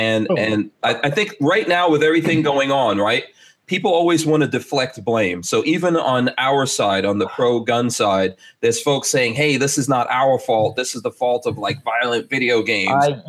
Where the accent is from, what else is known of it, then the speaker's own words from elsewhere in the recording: New York City, New York, United States; now in Gainesville, United States; when I came to America, I grew up in rap music. I grew up in New York City